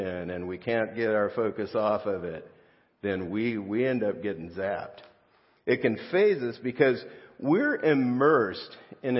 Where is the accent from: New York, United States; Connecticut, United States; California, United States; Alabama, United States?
California, United States; South Gate; I grew up in Southgate, California, real close to downtown L.A.